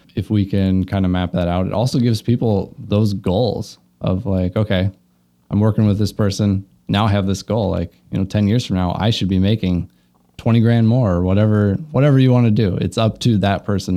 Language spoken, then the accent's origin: English; Luverne, Minnesota, United States; moved away as an adult; also born or lived in Omaha, Nebraska; now in Milwaukee, United States; grew up in Laverne, Minnesota